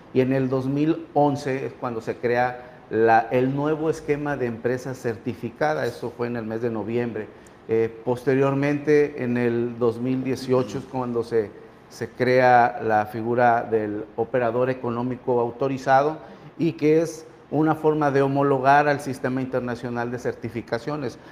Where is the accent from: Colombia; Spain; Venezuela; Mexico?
Mexico